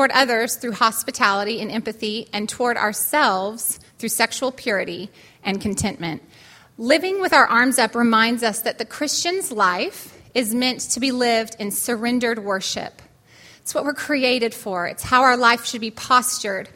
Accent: California, United States; moved away; That's where I'm from. My hometown

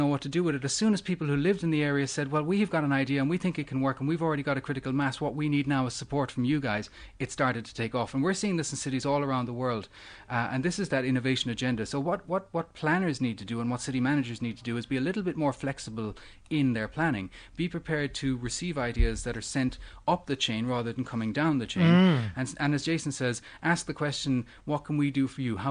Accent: Cork, Munster, Ireland; moved away; I'm from Ireland. I'm from a city in Ireland called Cork, which is the second city in Ireland.

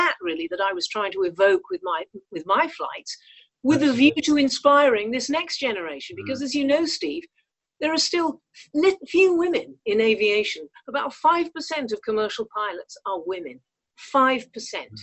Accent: North West England, United Kingdom; also born or lived in Canada; I did not come from a privileged background. I mean, we had a pizza restaurant in the north of England, you know, lived in the rented flat above

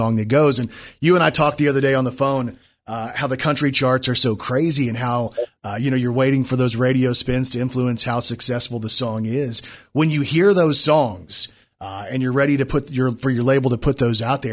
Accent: Texas, United States; I grew up in Texas.

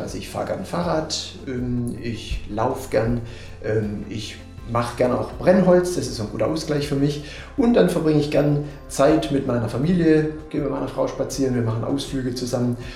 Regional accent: Swabia, Germany; accent: Swabian; moved away as an adult; now in Münster, Germany; ursprünglich komme ich aus dem Schwabenland, das wird der eine oder andere vielleicht auch hören.

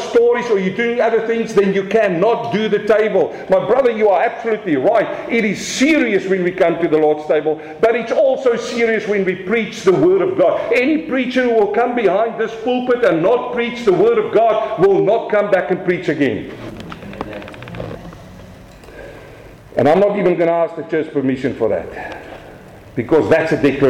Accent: South Africa; accent: South African; my South African accent

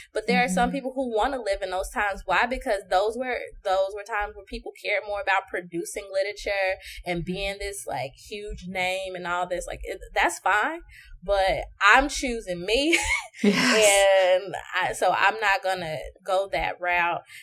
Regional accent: Chicago, Illinois, United States; also born or lived in Lafayette, Indiana; now in Dallas, United States; I I'm from Chicago, but I was in um, Lafayette, Indiana

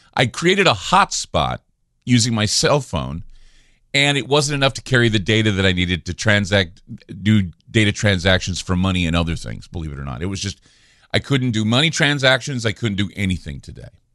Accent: Oregon, United States; my home state of Oregon

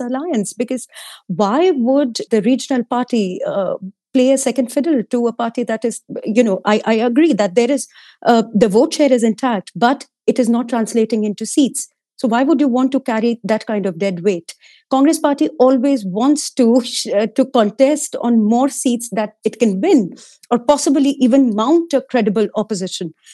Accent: Uttar Pradesh, India; I come from Uttar Pradesh

